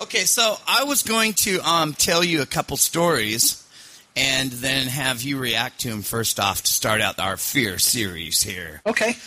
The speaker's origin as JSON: {"language": "English", "region": "Scotland", "country": "United Kingdom", "said": "I'm Scottish"}